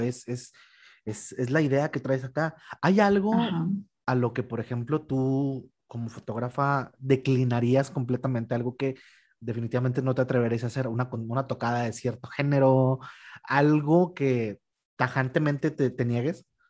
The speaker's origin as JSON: {"language": "Spanish", "country": "Mexico", "said": "nosotros como mexicanos"}